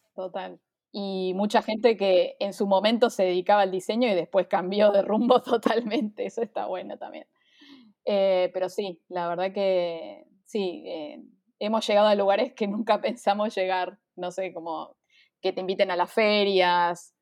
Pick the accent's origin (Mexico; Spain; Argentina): Argentina; Buenos Aires; soy de Buenos Aires, Argentina